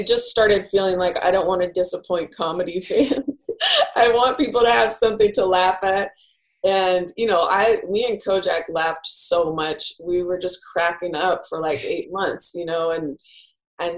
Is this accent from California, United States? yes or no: yes; Bay Area, California, United States; now in Los Angeles, United States; I grew up in the Bay Area